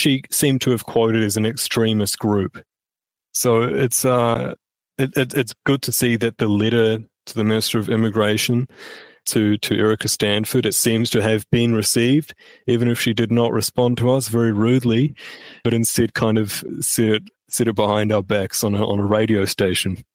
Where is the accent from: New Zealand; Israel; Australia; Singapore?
New Zealand; My ancestors on my paternal side go back to 1840, and then on my maternal side they go back to 1860. For me especially, what I know having this history in New Zealand or ancestry in New Zealand is that this really is my home